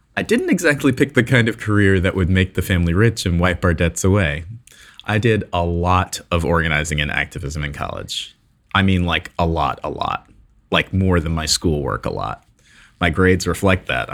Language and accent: English; Newark, New Jersey, United States; I was born in Newark, New Jersey to a working class black family.